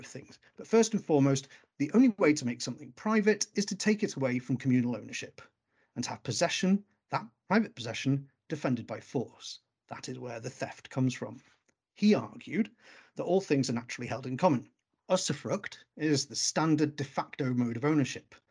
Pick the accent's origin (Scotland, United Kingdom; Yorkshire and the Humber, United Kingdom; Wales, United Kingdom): Wales, United Kingdom; moved away; when I came from Wales